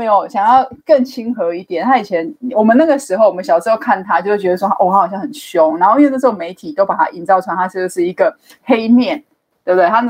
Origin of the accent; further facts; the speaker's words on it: Keelung, Taiwan; 我是基隆人，大家好啊。